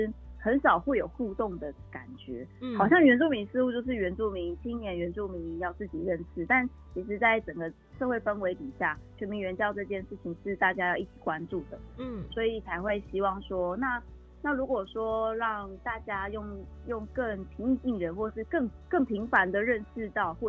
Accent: Jianhe, Taitung County, Taiwan; 那我是来自台东建和部落的卑南族。

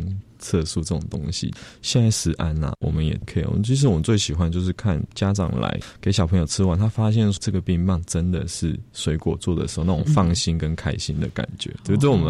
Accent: Zhongxing New Village, Nantou County, Taiwan; moved away; 小时候在那边长大。

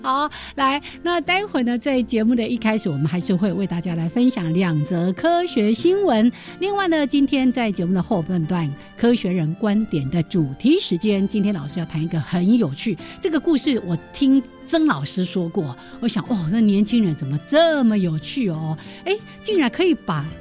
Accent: Changhua County, Taiwan; 我住彰化嘛， 我彰化人， 我们家后面本来有一条非常清澈的小溪

